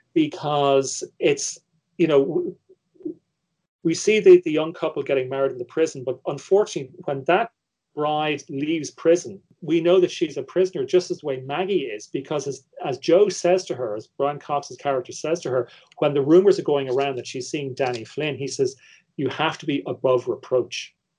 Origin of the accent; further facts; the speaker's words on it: Ireland; me as an Irish viewer